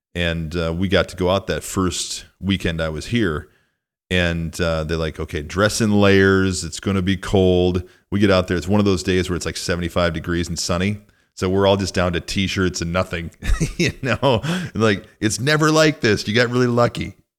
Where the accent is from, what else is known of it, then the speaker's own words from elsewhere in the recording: rural Northwest Illinois, United States; moved away as an adult; also born or lived in Minneapolis; I grew up in a really small town in rural Northwest Illinois